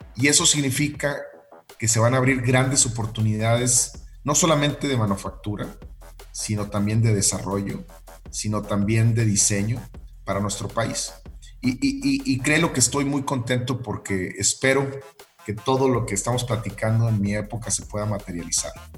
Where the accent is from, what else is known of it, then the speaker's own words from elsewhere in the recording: northern Mexico, Mexico; yo, siendo norteño